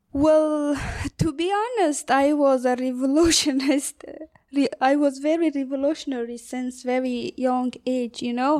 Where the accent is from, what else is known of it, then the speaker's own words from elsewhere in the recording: northern Afghanistan, Afghanistan; English is a second language; moved away as an adult; now in Ireland; I'm from the north part of Afghanistan.